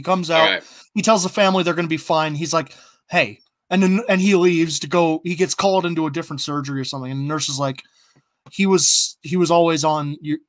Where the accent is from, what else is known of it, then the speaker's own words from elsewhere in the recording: United States; We're American